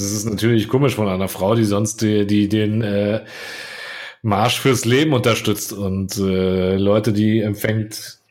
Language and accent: German; Croatia; als Kroate